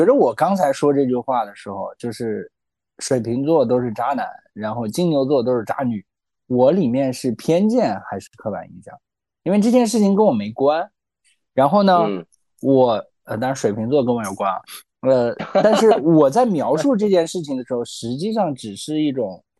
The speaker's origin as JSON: {"language": "Chinese", "country": "China", "said": "其实我们都是中国人嘛"}